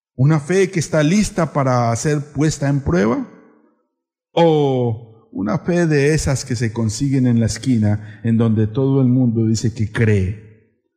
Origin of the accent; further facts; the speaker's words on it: Colombia; now in San Cristóbal, Ecuador; Yo soy colombiano